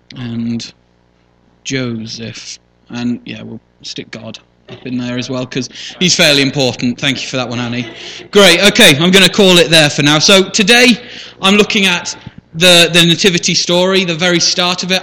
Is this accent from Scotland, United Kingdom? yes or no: no; Shipston-on-Stour, West Midlands, United Kingdom; also born or lived in Leamington Spa; born right here in Royal Leamington Spa, grew up on a farm outside on the far side of Ships Stour.